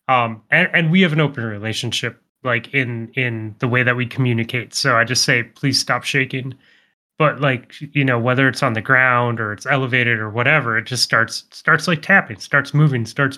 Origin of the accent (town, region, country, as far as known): Montana, United States; born or raised there